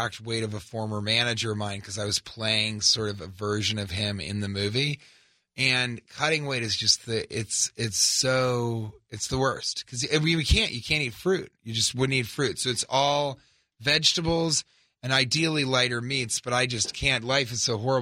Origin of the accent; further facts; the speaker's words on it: Denver, Colorado, United States; also born or lived in Los Angeles; now in New York, United States; I'm from Denver